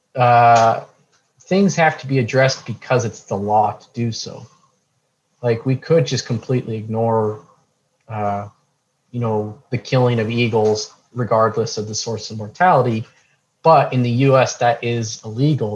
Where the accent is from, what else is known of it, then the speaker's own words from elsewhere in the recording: Montana, United States; moved away as an adult; now in New Mexico, United States; I grew up in Montana, so northwest United States